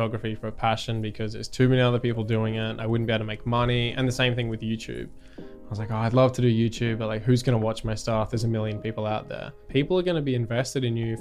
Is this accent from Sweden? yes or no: no; Sunshine Coast, Queensland, Australia; I'm from the Sunshine Coast in Australia, which is kind of on the eastern middle bit near Brisbane.